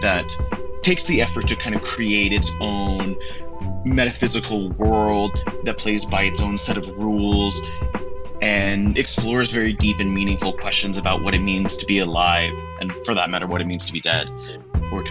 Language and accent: English; United States; I am an American based in New York.